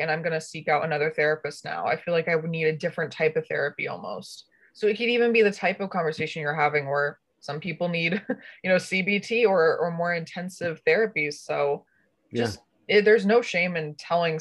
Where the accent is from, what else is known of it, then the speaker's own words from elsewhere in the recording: Connecticut, United States; I'm from Connecticut.